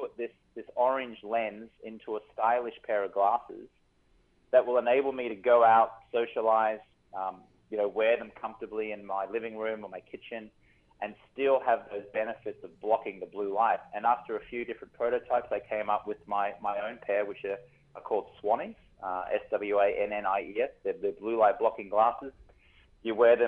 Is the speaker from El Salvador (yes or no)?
no; Brisbane, Queensland, Australia; now in Los Angeles, United States; I'm in Los Angeles, but I'm from Brisbane, Australia.